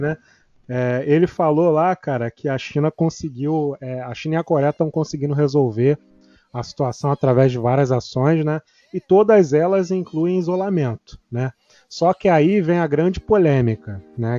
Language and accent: Portuguese; Rio de Janeiro, Brazil; aqui na minha área, aqui, eu sou de Jardim América